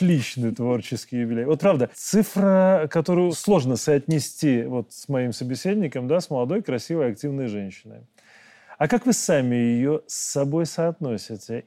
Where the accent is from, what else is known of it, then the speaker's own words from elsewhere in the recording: Belarus; мы, белорусы